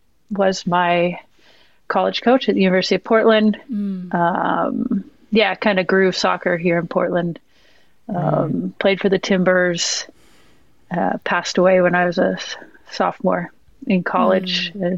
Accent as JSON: {"language": "English", "town": "Burnaby", "region": "British Columbia", "country": "Canada", "tie": "born there", "said": "My parents actually used to rent an apartment from him and his wife before I was born in Burnaby in Canada."}